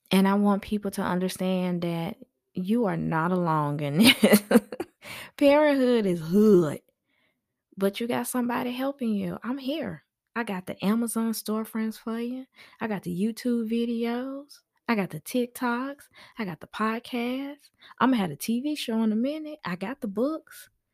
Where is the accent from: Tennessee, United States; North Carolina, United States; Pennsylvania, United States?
Tennessee, United States; Memphis; now in Georgia, United States; I am from Memphis.